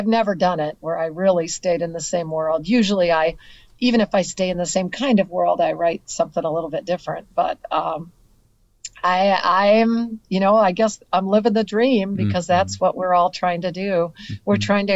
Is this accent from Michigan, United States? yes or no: yes; Comstock, Michigan, United States; Comstock is my hometown.